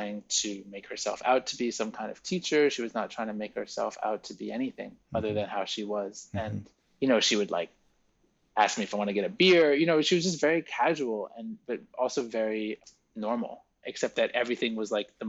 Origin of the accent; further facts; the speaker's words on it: New York, United States; also born or lived in France; growing up in New York, in a very, you know, sort of privileged upbringing in New York.